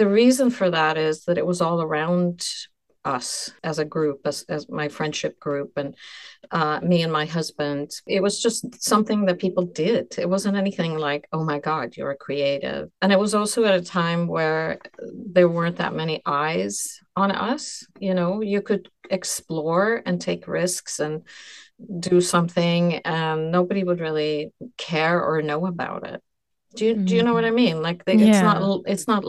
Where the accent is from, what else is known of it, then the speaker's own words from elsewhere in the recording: Stockholm, Sweden; now in New York City, United States; I was born in Sweden and I lived in Stockholm before by chance just came to New York City